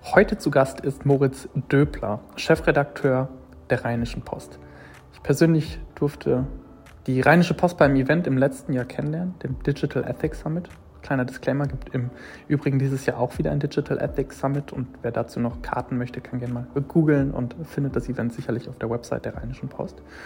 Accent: near Bielefeld, North Rhine-Westphalia, Germany; Ich bin in der Nähe aufgewachsen, Nähe Bielefeld

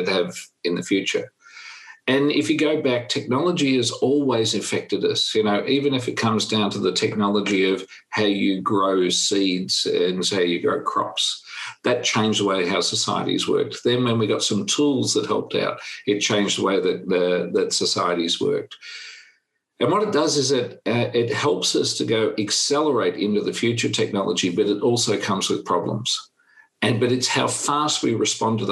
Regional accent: Australia; I'm from Australia

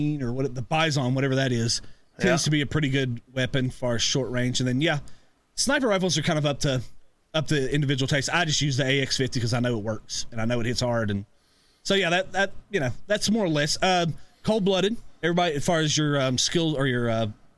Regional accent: East Tennessee, United States; I'm from East Tennessee because I am

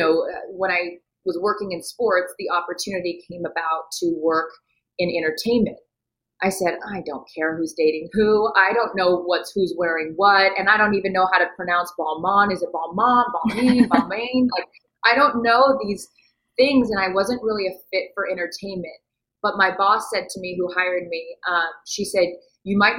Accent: Seattle, Washington, United States; moved away; I'm from Seattle

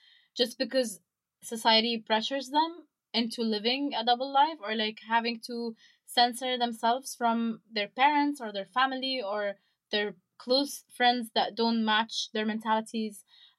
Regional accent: Cairo, Cairo Governorate, Egypt; now in Kuwait; I grew up in Cairo and I used to miss the sea.

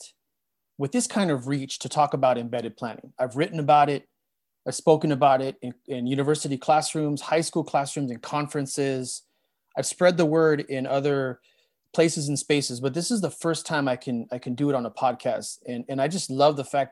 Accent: Montebello, California, United States; also born or lived in Boyle Heights, Los Angeles / East Los Angeles; I was born in Boyle Heights and raised in both East LA and the city of Montebello

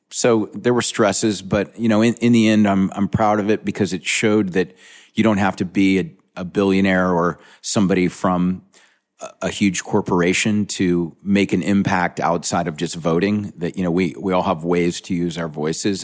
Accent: Charleston, South Carolina, United States; I'm from Charleston, South Carolina. Growing up in Charleston, there wasn't a lot of hip culture

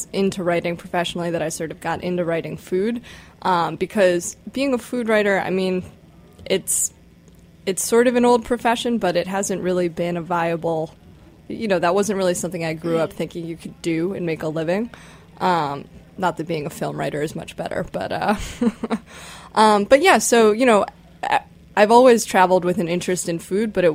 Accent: Chicago, Illinois, United States; I grew up in Chicago

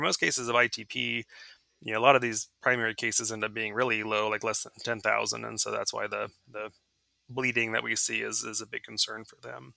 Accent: Dallas, Texas, United States; moved away as an adult; also born or lived in Indiana; now in Georgia, United States; I'm originally from Dallas, Texas

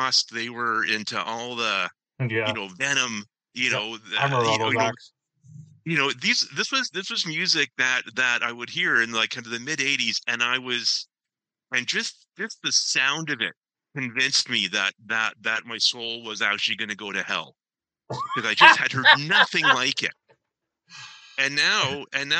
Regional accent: Ancaster, Ontario, Canada; I grew up in Ancaster.

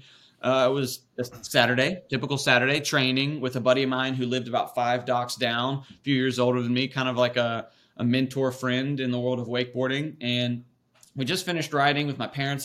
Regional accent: Raleigh, North Carolina, United States; I born and raised in Raleigh, North Carolina, and whole family's from there.

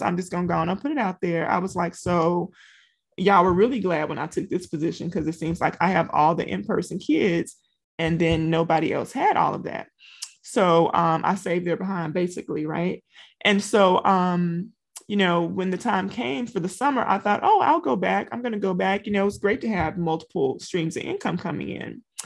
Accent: Louisiana, United States; moved away as an adult; now in Texas, United States; I'm from Louisiana

